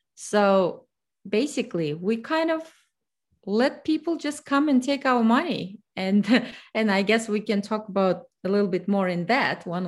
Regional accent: Kazakhstan; English is a second language; moved away as an adult; now in United States; I am originally from Kazakhstan, so I came to United States in two thousand six. English is my third self-taught language.

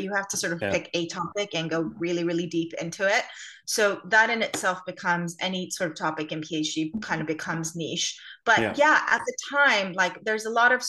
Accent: California, United States; moved away as an adult; also born or lived in Armenia; now in London, United Kingdom; family ended up migrating when I was about 5 years old, and then I grew up in California

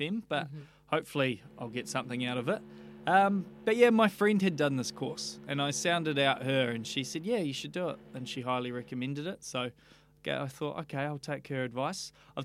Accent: Leithfield, Canterbury, New Zealand; also born or lived in London / Austria / Western Australia; I grew up in North Canterbury in Leafield, so it's a small beach town about 45 minutes north of Christchurch. So I was there until I was about 19

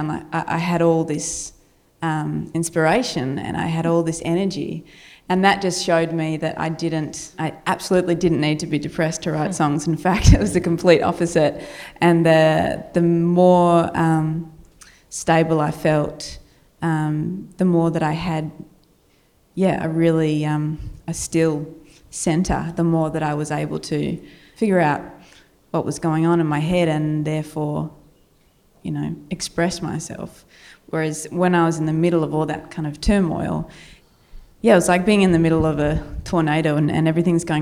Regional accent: Australia; accent: Australian; my Australian accent

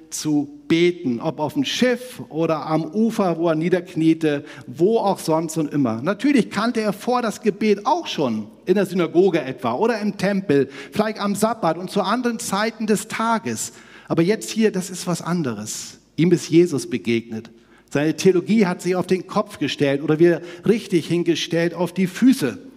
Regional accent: Northern Germany, Germany; ich komme ja aus Hamburg-Bremen da oben

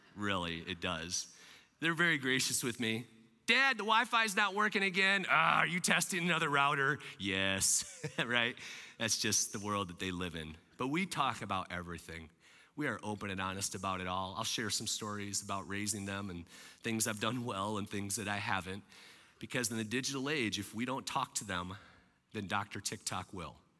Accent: Michigan, United States; also born or lived in Lansing area, Michigan / Kalamazoo, Michigan / Grand Rapids, Michigan; I'm a Michigander. I love taking care of my friends here in Michigan. Now, I'm a west side of Michigander

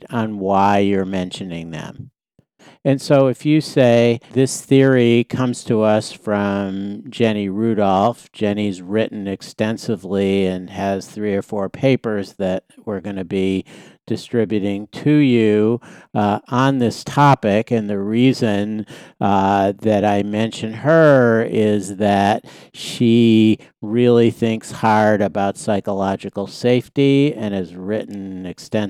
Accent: Boston, Massachusetts, United States; I'm from Boston

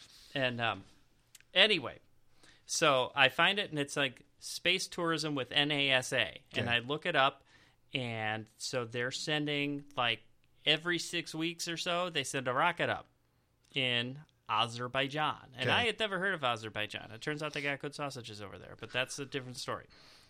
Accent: Chicago, Illinois, United States; Okay, so I'm from the Chicago area. You might have figured that out.

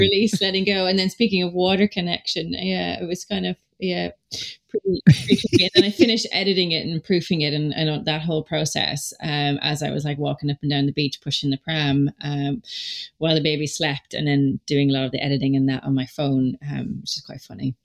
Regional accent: Donegal, Ulster, Ireland; we're back home where I grew up in Donegal

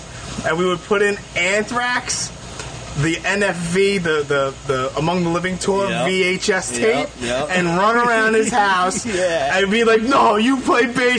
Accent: New York City, New York, United States; I was born and raised in Brooklyn.

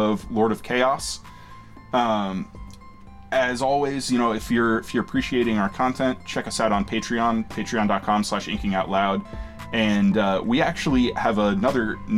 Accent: Fort Collins, Colorado, United States; in my hometown of Fort Collins, Colorado

